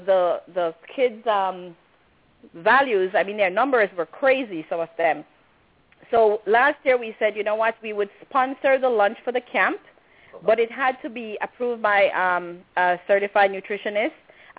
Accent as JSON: {"language": "English", "country": "Belize", "said": "we basically go around and tell people we are from Belize"}